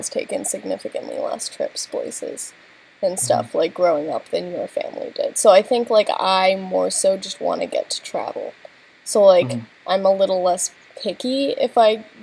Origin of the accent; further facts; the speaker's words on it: United States; as an American